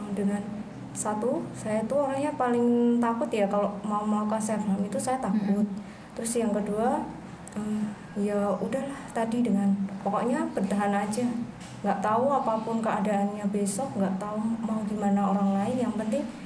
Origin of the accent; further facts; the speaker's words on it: Yogyakarta, Special Region of Yogyakarta, Indonesia; asal saya dari Jogja